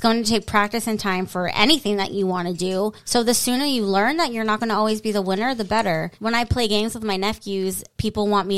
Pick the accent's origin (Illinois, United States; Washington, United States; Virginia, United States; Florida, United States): Florida, United States; moved away; I grew up in Florida.